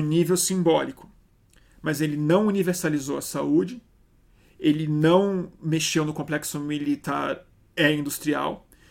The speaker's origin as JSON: {"language": "Portuguese", "country": "Brazil"}